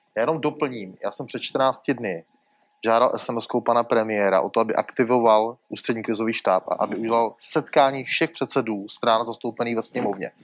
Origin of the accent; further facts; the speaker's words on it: Moravia, Czechia; jako Moravák